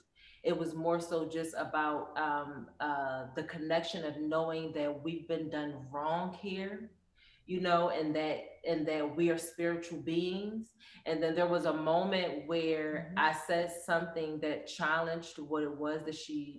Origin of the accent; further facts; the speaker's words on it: Philadelphia, Pennsylvania, United States; moved away as an adult; now in Arizona, United States; I'm from Philly.